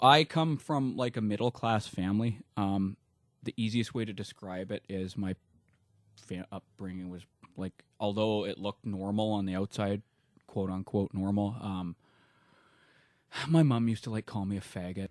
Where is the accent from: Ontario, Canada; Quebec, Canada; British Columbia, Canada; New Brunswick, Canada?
British Columbia, Canada; Vancouver; moved away as an adult; also born or lived in Alberta; I was born in Alberta, uh, but I only lived there till I was five, and then my parents moved, uh, to Vancouver, and I was there till, uh, a little over a month ago